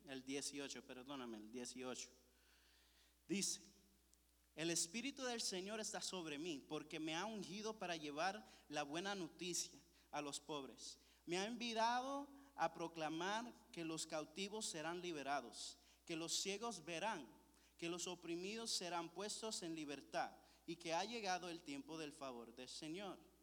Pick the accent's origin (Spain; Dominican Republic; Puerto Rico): Puerto Rico; Yo soy de Puerto Rico